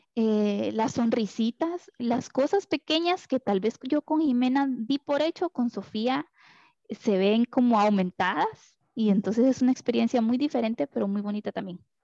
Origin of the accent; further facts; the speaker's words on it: Costa Rica; moved away; also born or lived in Honduras; yo soy costarricense